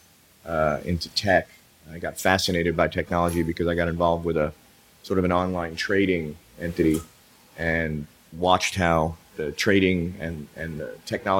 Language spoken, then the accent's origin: English; New York City, New York, United States; moved away as an adult; also born or lived in Europe / Asia; now in Austin, United States; I moved from New York City, where I was born and raised